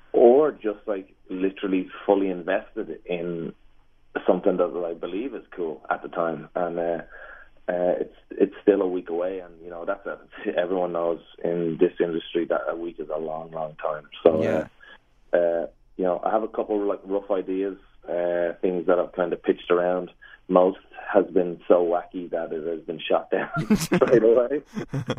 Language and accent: English; Ireland; moved away; my mom at home in Ireland